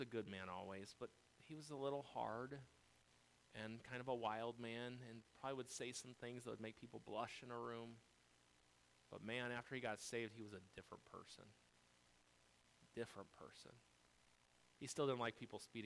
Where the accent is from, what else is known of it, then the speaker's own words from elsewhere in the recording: United States; I'm an American through and through